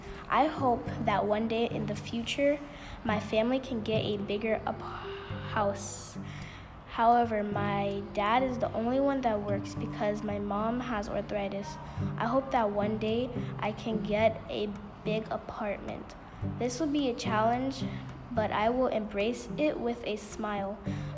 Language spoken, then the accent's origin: English; New York City, New York, United States; I'm born and raised in the Bronx.